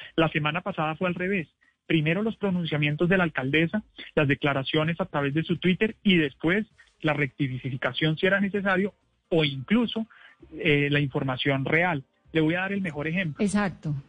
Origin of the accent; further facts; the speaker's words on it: Bogotá, Bogotá Capital District, Colombia; somos los bogotanos